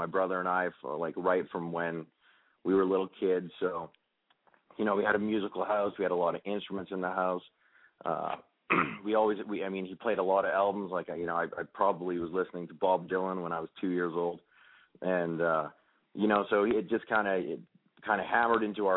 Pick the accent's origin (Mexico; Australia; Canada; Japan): Canada; I grew up in Canada in a really small town of 8,000 people